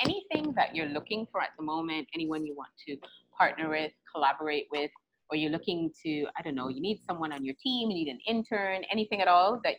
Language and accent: English; St. Kitts & Nevis; I'm from St. Kitts